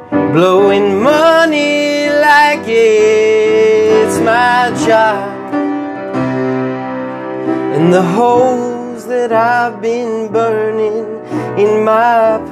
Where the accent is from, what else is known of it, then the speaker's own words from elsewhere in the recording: Red Lion, Pennsylvania, United States; moved away; also born or lived in Philadelphia; I'm from Red Lion